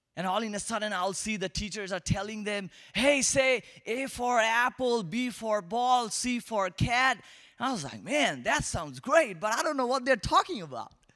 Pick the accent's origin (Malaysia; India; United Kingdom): India; Kolkata, West Bengal; accent: Indian; English is a second language; moved away; I'm from Asia, particularly, uh, from India, and I'm from a tiny city called Calcutta